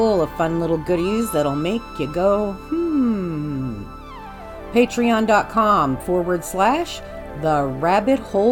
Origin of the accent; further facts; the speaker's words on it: Kansas City, Missouri, United States; my hometown of Kansas City, Missouri